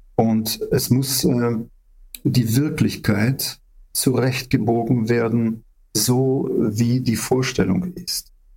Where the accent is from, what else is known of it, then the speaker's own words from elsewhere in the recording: Ukraine; wir Ukrainer